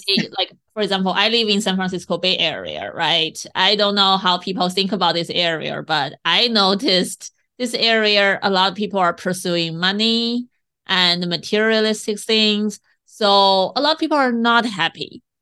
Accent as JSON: {"language": "English", "country": "China", "tie": "born or raised there", "moved": "yes", "said": "I grew up in China"}